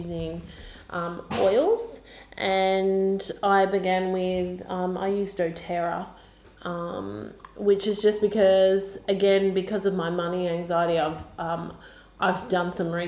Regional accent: Australia

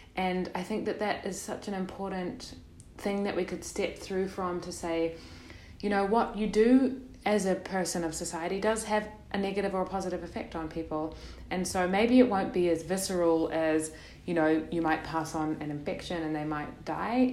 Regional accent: New Zealand; also born or lived in Netherlands; now in Portugal; I'm from New Zealand

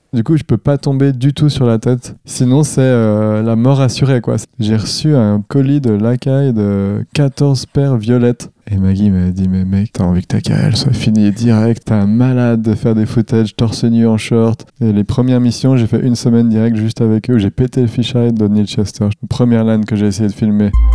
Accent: Tavaux, Bourgogne-Franche-Comté, France; je viens du Jura. Je viens de Dole plus précisément, enfin même Tavo encore plus précisément, qui est une petite ville de 5000 habitants

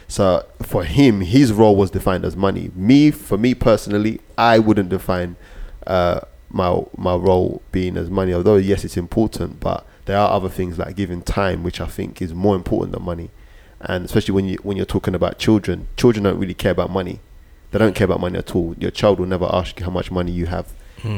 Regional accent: Nigeria; as a Nigerian woman or someone that was from the same ethnic background or culture as him, I wouldn't even listen to him

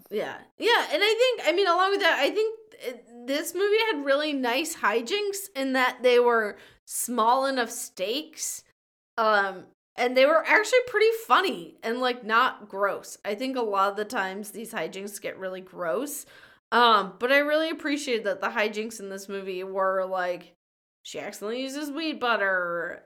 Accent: Minnesota, United States; a small town near my hometown in Minnesota

